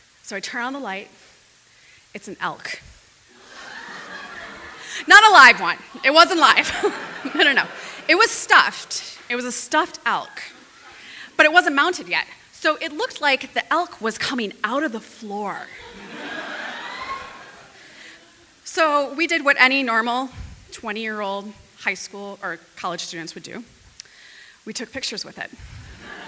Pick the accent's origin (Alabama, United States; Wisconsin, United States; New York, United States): Wisconsin, United States; Fond du Lac; moved away as an adult; also born or lived in Minnesota; But I am from Wisconsin. I'm from Fond du Lac